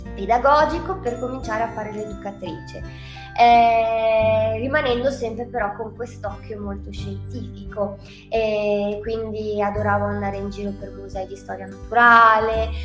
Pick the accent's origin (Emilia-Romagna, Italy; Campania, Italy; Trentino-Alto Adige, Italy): Trentino-Alto Adige, Italy; non è solo tutte e due dall'Alto Adige